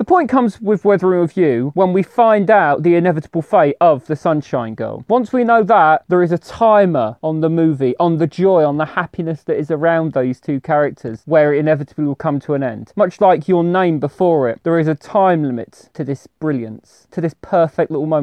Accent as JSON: {"language": "English", "country": "United Kingdom", "said": "I'm British"}